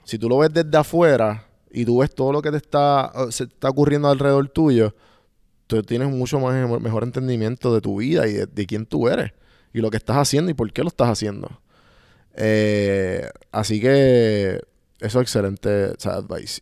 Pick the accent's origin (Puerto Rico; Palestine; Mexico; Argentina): Puerto Rico; moved away; nosotros como puertorriqueños nos criamos